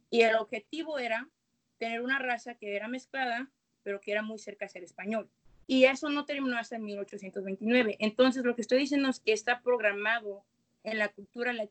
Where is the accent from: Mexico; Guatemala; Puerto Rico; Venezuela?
Mexico; now in United States; Entonces yo crecí mexicana y culturalmente soy muy mexicana. Crecí en México, llegué aquí crecí aquí también en los Estados Unidos